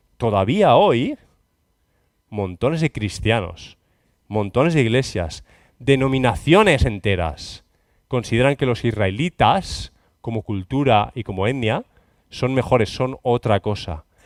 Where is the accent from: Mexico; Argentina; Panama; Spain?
Spain; Catalonia; Cataluña, bueno, mi tierra